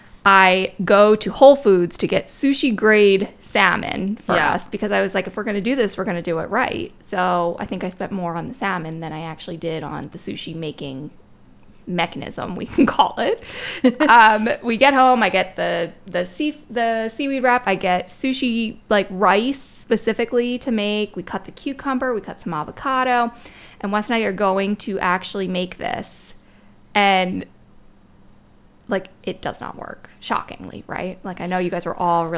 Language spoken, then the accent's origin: English; Maryland, United States; moved away as an adult; now in Pennsylvania, United States; I'm originally from Maryland. I've been in Pennsylvania now for most of my adult life.